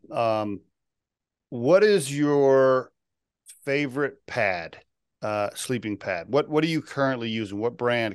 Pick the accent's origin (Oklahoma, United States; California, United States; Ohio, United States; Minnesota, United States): Oklahoma, United States; moved away as an adult; I grew up in Oklahoma